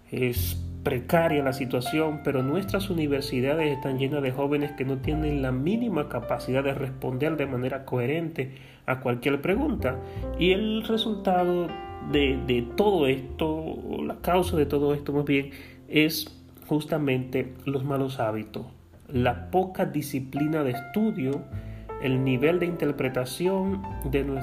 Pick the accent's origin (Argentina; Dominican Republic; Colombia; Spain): Dominican Republic; Y nuestro nivel y nuestro estándar como pueblo dominicano lamentablemente ha menguado, ha bajado muchísimo en las pruebas internacionales